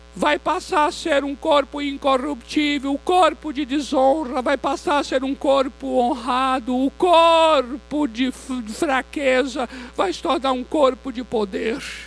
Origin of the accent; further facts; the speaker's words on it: Vitória da Conquista, Bahia, Brazil; moved away; eu sou baiano de Vitória da Conquista